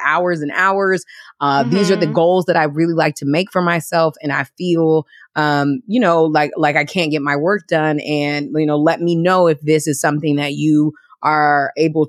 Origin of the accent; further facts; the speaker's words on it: Washington, District of Columbia, United States; moved away; also born or lived in New York; my hometown of DC